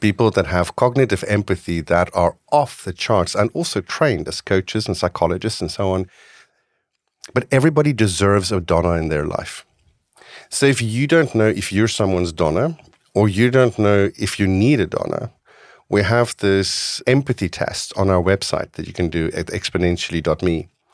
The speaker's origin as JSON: {"language": "English", "region": "North West", "country": "South Africa", "tie": "born or raised there", "moved": "yes", "lives_now": "Netherlands", "said": "I grew up in South Africa"}